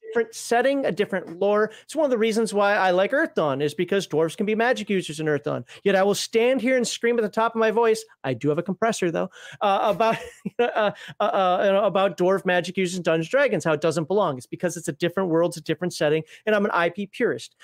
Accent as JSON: {"language": "English", "region": "Minnesota", "country": "United States", "said": "I'm from Minnesota"}